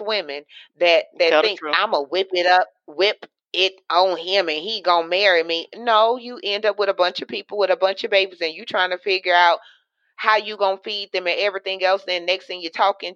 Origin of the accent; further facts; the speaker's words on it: Louisiana, United States; I'm in and from Louisiana